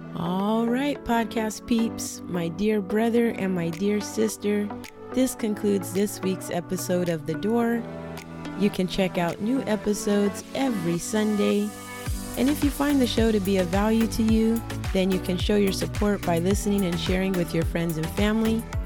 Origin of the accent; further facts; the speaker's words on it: Southern California, United States; I'm also from SoCal, which is a culture